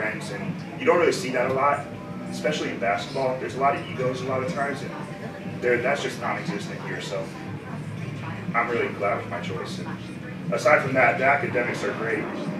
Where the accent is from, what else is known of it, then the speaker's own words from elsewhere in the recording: Phoenix, Arizona, United States; moved away; I'm from Phoenix, and I'm majoring in science, technology, and society